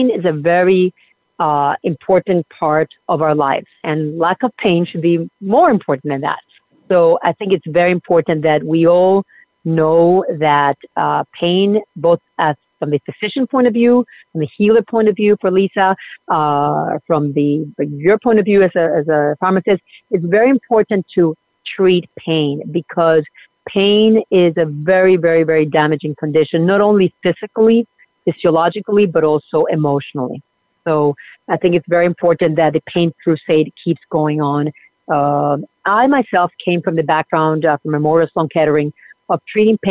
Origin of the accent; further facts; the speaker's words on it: Puerto Rico; moved away; also born or lived in Argentina; I was born in Argentina and grew up in Puerto Rico